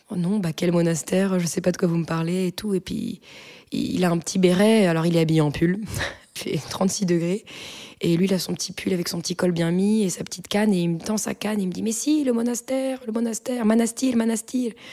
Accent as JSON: {"language": "French", "region": "Brittany", "country": "France", "said": "je leur dis que je viens de Bretagne"}